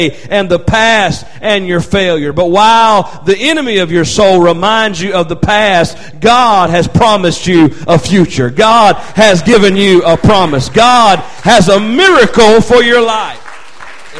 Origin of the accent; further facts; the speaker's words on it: North Carolina, United States; I'm from North Carolina, and sometimes we say, killed it.